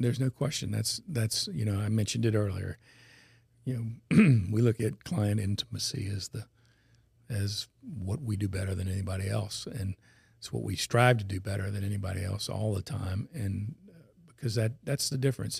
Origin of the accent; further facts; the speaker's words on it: Baton Rouge, Louisiana, United States; also born or lived in Atlanta / North Carolina / New Orleans; I was born and raised in Baton Rouge